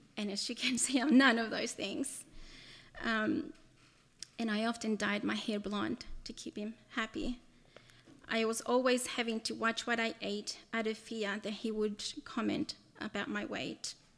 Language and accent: English; El Salvador; moved away; I was born in El Salvador and lived there during the first part of my childhood